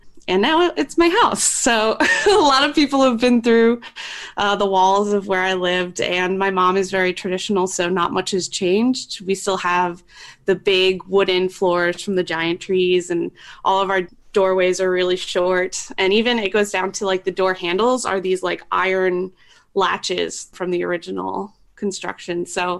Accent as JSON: {"language": "English", "area": "the Poconos", "region": "Pennsylvania", "country": "United States", "tie": "born or raised there", "said": "I grew up in the Poconos. So it's like a 2-hour drive from Philly. It's super woodsy. And the house that I grew up in was built in the 1700s, so it's pre-Revolutionary War."}